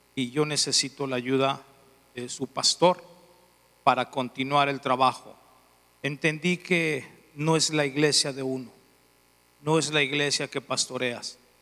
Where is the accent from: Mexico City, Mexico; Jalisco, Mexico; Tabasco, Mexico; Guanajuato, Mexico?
Guanajuato, Mexico; León; soy de León, Guanajuato. Dicen algunos que parezco italiano, pero soy de León. Soy de León